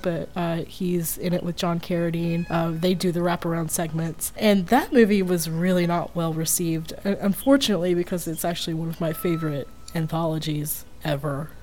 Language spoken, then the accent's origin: English; Tennessee, United States; I grew up in Tennessee, I'm from Tennessee